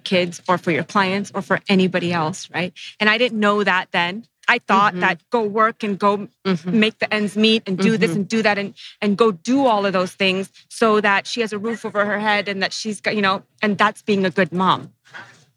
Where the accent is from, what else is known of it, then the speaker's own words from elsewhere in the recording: United States; I'm first generation Sri Lankan American